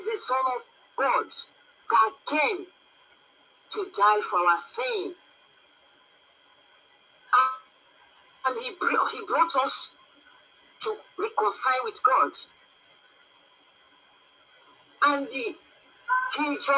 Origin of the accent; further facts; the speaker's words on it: Nigeria; I'm from Nigeria